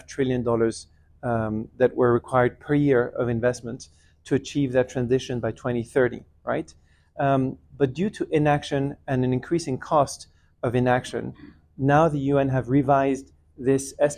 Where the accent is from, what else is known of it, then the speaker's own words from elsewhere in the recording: Geneva, Switzerland; I grew up in Geneva, but my family's originally from Bolivia on my mother's side in Latin America, and Iran in the Middle East from on my father's side.